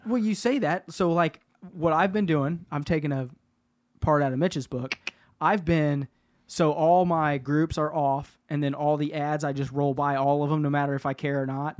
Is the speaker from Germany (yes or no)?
no; Kansas City, Kansas, United States; Where I grew up in Argentine